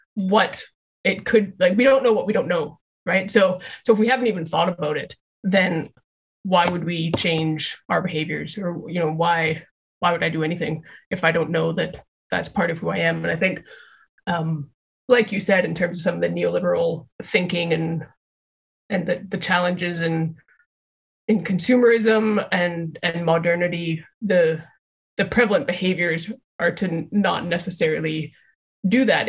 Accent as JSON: {"language": "English", "town": "Calgary", "region": "Alberta", "country": "Canada", "tie": "born or raised there", "said": "I'm from Calgary in Canada, uh, which is very close to the Rocky Mountains"}